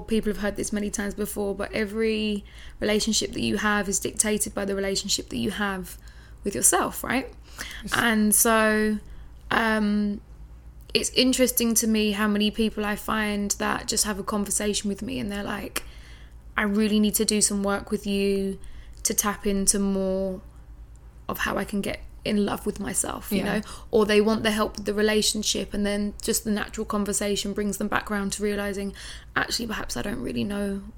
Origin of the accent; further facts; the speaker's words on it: London, United Kingdom; moved away as an adult; now in Bali, Indonesia; I'm from London, right? Yeah. I'm from a big city. I've lived there on and off most of my life